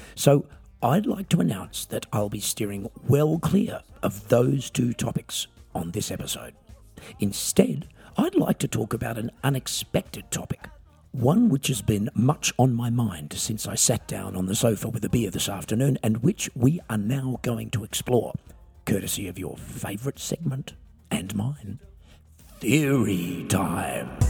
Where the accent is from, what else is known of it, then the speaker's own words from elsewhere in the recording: Australia; I'm an Australian singer songwriter